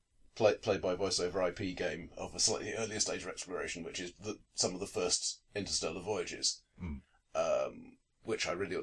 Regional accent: United Kingdom; as British gamers

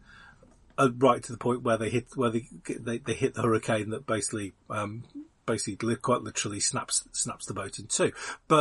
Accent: United Kingdom; as a Brit.

